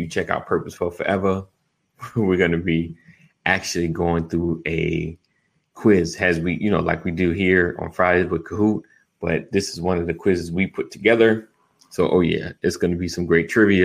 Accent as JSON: {"language": "English", "region": "New York", "country": "United States", "said": "I'm from New York"}